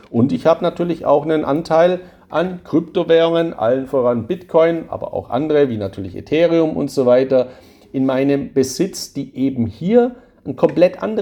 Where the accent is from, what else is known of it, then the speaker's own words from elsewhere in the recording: Baden-Württemberg, Germany; Ich bin ja ein Schwabe. Bei uns in Schwaben gibt es einen alten Spruch